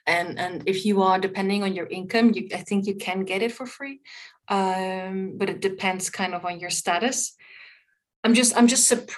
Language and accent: English; Netherlands; moved away; I'm from the Netherlands